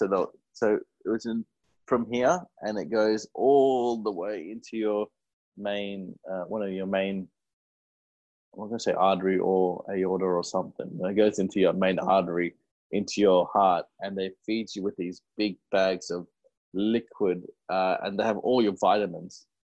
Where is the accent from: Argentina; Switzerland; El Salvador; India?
India; we're Indian and we like to eat a lot of food.